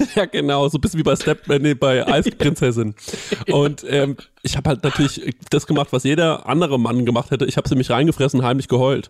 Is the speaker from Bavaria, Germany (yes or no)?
yes; Goldbach, Bavaria, Germany; ich komme aus Goldbach, das ist ja so ein äh, Vorort von Aschaffenburg